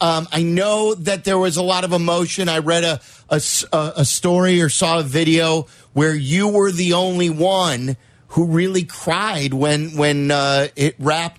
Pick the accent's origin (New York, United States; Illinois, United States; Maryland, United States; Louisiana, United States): Illinois, United States; Chicago; born or raised there